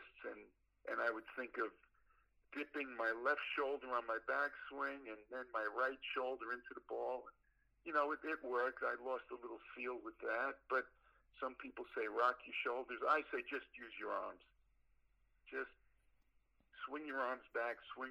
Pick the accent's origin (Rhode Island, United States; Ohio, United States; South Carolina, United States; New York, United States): New York, United States; New York City; moved away; I'm from Brooklyn, New York